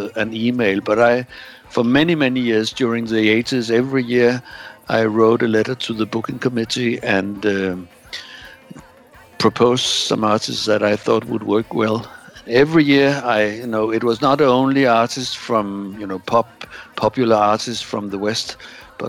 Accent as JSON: {"language": "English", "area": "Bornholm", "region": "Capital Region of Denmark", "country": "Denmark", "tie": "born or raised there", "also_born_or_lived": "Roskilde", "moved": "as an adult", "said": "I was born on an island called Bornholm. I don't know where, if you know where it is, in the middle of the Baltic. And I grew up in the 60s and the early 70s living on this island"}